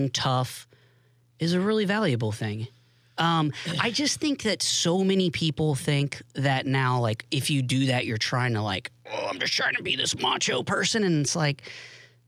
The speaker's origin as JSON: {"language": "English", "town": "Tallahassee", "region": "Florida", "country": "United States", "tie": "born or raised there", "also_born_or_lived": "Pensacola, Florida / Jacksonville, Florida / Washington DC", "moved": "as an adult", "said": "Born in Pensacola, raised in Tallahassee"}